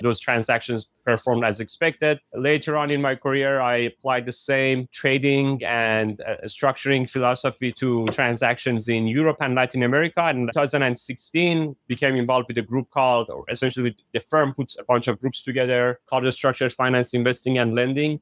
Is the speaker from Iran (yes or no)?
yes; Iran; moved away as an adult; now in United States; I was born and raised in Iran. I came to United States in two thousand one.